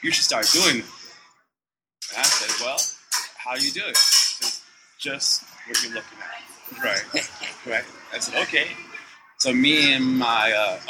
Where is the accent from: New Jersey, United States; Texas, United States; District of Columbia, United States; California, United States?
District of Columbia, United States; Washington; now in New Orleans, United States; I'm originally from Washington, D.C. But way in a lot of different places.